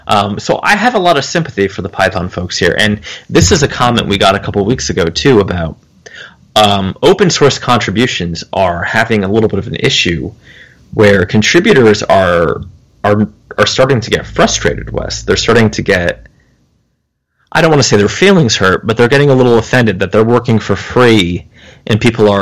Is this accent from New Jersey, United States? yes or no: yes; New Jersey, United States; moved away; also born or lived in the South; Yes, but I'm from New Jersey, so... Now, I've since become a Southern gentleman, a little bit.